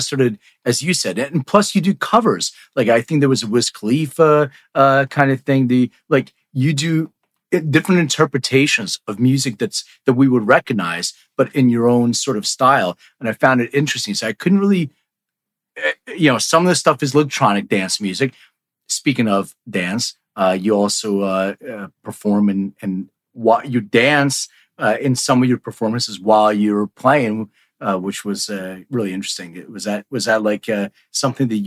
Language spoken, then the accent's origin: English; Philadelphia, Pennsylvania, United States; also born or lived in New York; now in Los Angeles, United States; I'm originally from Philly. I live in LA now